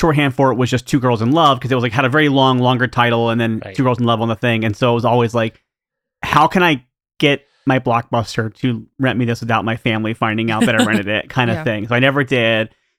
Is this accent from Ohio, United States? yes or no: yes; Columbus, Ohio, United States; My hometown.